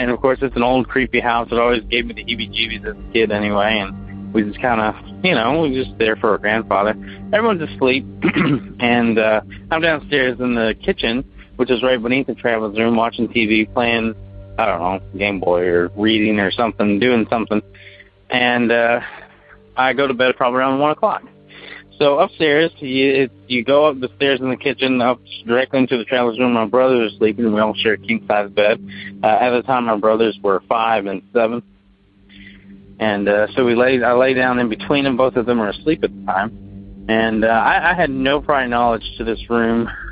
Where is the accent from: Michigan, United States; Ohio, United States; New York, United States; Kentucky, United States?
Kentucky, United States; Bardstown; now in Louisville, United States; Originally I'm from Bardstown, Kentucky, the bourbon capital of the world.